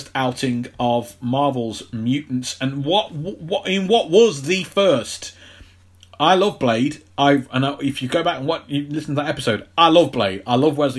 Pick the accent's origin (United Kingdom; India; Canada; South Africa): United Kingdom; being British